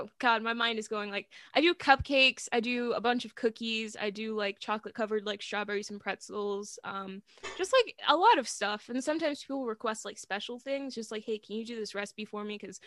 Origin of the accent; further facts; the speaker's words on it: Virginia Beach, Virginia, United States; Virginia Beach